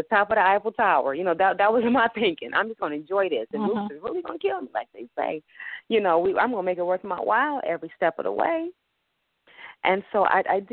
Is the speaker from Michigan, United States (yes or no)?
yes; Detroit, Michigan, United States; I grew up in Linwood and Davidson.